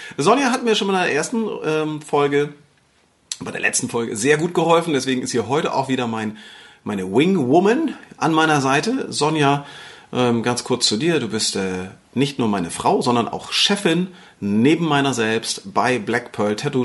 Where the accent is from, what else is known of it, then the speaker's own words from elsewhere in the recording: Northern Germany, Germany; hier bei uns im Norden, dann sagst du Brötchen